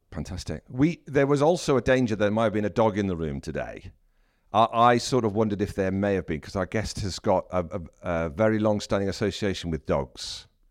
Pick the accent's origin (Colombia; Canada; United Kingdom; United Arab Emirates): United Kingdom; South Wales; I'm from South Wales